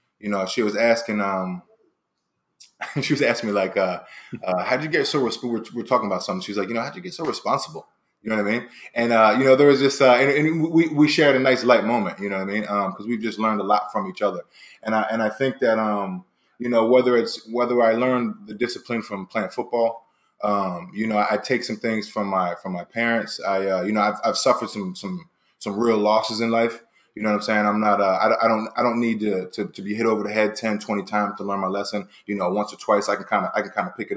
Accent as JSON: {"language": "English", "town": "Philadelphia", "region": "Pennsylvania", "country": "United States", "moved": "as an adult", "lives_now": "Los Angeles, United States", "said": "to take it back to Philly, man, I left about 10 years ago"}